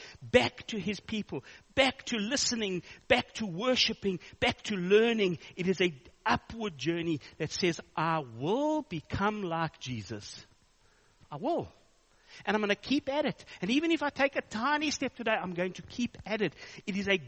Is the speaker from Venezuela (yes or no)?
no; South Africa; I'm a South African